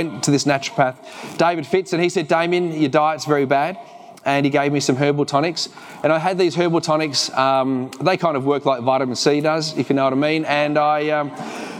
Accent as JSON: {"language": "English", "town": "Dandenong", "region": "Victoria", "country": "Australia", "tie": "born or raised there", "also_born_or_lived": "Geelong / New Zealand", "accent": "Kiwi", "moved": "as an adult", "said": "We grew up in Dandenong"}